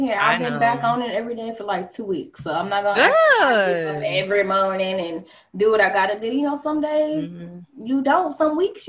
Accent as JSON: {"language": "English", "town": "Chicago", "region": "Illinois", "country": "United States", "moved": "as an adult", "lives_now": "Los Angeles, United States", "said": "I'm from Chicago. We went to school in downtown Chicago."}